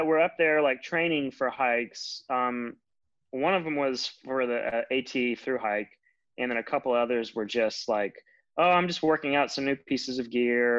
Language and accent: English; Richlands, Virginia, United States; because Roanoke was only about a 2-hour drive, I guess, from my hometown in Richlands.